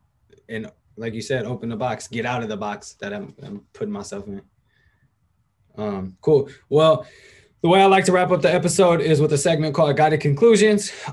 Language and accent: English; Berkeley, California, United States; now in Benicia, United States; I'm from Berkeley, but I live in Benicia right now